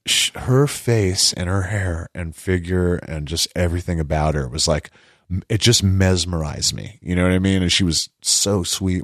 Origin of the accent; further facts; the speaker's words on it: California, United States; I'm from California